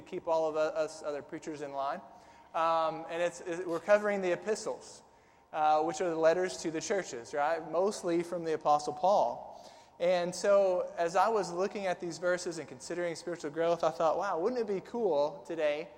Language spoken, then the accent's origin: English; Southern Illinois, United States; now in Tennessee, United States; I'm from Southern Illinois